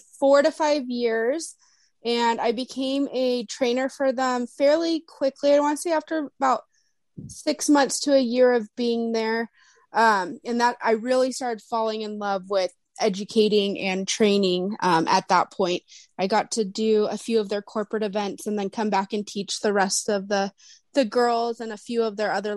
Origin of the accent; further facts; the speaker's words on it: Huntington Beach, California, United States; moved away as an adult; now in Bend, United States; I'm born and raised in Huntington Beach, California